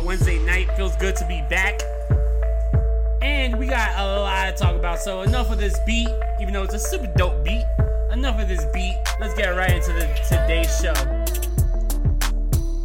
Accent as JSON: {"language": "English", "town": "New York City", "region": "New York", "country": "United States"}